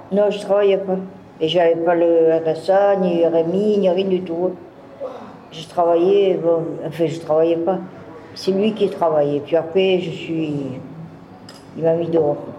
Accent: Marseille, Provence-Alpes-Côte d'Azur, France; also born or lived in Toulouse / Nice / Narbonne; Je suis née à Marseille le 14 septembre 1954

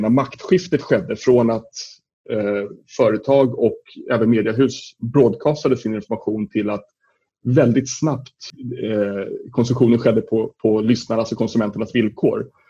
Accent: Sweden

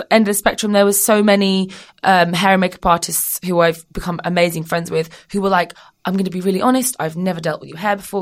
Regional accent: United Kingdom; also born or lived in Australia; I'm British

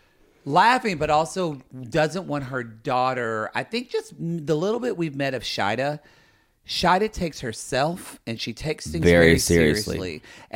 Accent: Oklahoma, United States; I grew up in Oklahoma bubble.

